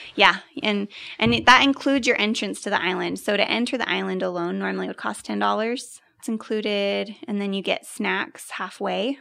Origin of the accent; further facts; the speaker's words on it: Bountiful, Utah, United States; I grew up in Bountiful